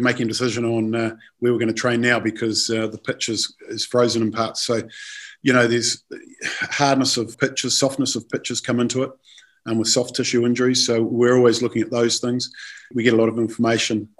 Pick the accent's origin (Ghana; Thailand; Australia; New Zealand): New Zealand; moved away; I'm from New Zealand and I coached Willis, had him down in the Auckland Academy years ago